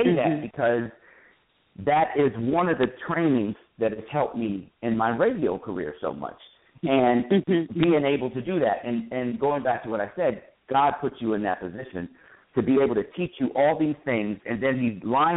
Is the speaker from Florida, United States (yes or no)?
yes; South Florida, United States; moved away as an adult; also born or lived in Washington, D.C.; I grew up in South Florida